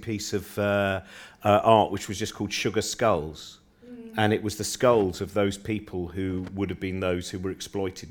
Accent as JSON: {"language": "English", "country": "United Kingdom", "tie": "born or raised there", "said": "I was brought up in the Chilterns"}